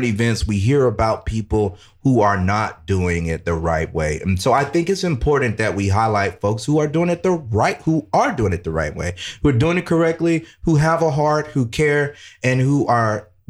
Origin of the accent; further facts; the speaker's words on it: Jacksonville, Florida, United States; I'm from the North Side. I went to Raines